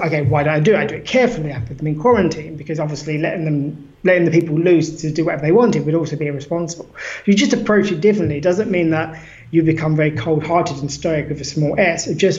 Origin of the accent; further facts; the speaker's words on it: Australia; we're both Australian, for example, surely you should believe the same thing I do. Surely you should love the koalas like